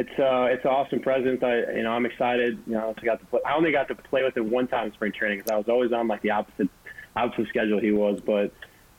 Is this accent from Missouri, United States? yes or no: yes; St. Louis, Missouri, United States; moved away as an adult; now in New York, United States; I was a Cardinals fan growing up, and, you know, I'm from St. Louis